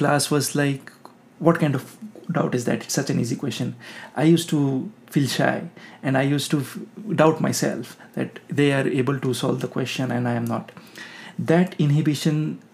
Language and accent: English; West Bengal, India; moved away as an adult; also born or lived in Kota, Rajasthan / Jabalpur; now in Texas, United States; My home state is West Bengal